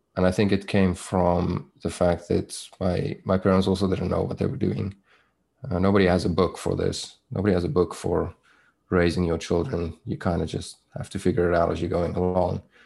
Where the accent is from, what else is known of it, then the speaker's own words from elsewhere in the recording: South Africa; accent: South African; moved away as an adult; also born or lived in Toronto, Canada; now in Vancouver, Canada; I was born in South Africa. That's where my accent is from. Um, and I grew up there. I was there for probably the first 29, maybe 30 years of my life.